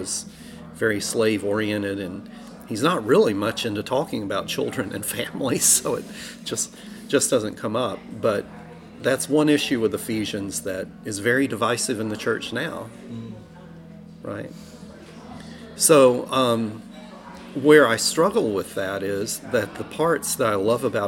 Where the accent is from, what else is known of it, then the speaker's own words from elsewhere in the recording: Alabama, United States; moved away; I grew up in Alabama